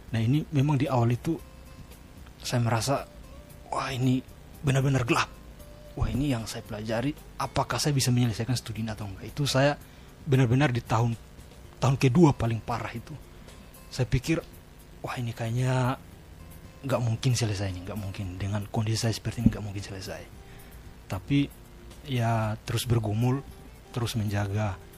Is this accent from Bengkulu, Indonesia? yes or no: no; Kupang, East Nusa Tenggara, Indonesia; saya kan dari Kupang jadi apa kultur maupun atmosfer belajar di sana ada beda dengan di sini